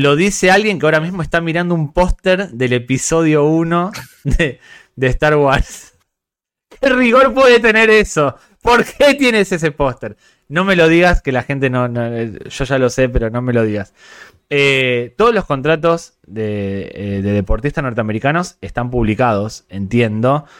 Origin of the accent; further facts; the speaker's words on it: Spain; además de gringos, somos españoles